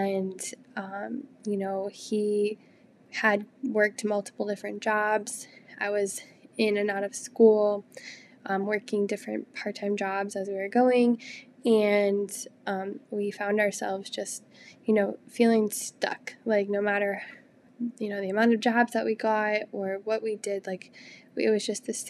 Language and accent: English; Illinois, United States; moved away as an adult; also born or lived in Texas; got married and moved to Texas, and we're originally from Illinois